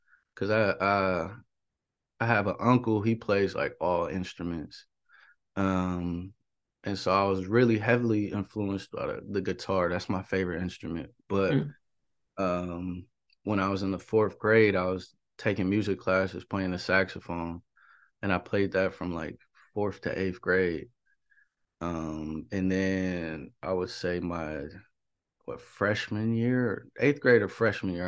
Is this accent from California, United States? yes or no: yes; Richmond, California, United States; also born or lived in Oakland, California; Born in Oakland, but I was raised in Richmond my whole life.